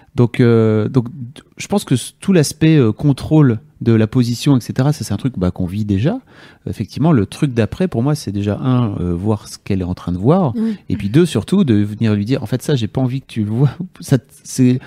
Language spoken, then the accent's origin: French; Lille, Hauts-de-France, France; nous, on est lillois